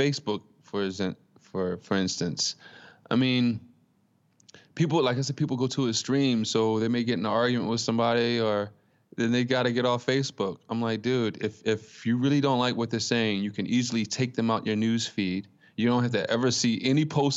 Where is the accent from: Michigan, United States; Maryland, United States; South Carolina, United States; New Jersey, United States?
Maryland, United States; Baltimore; I'm from Baltimore, Maryland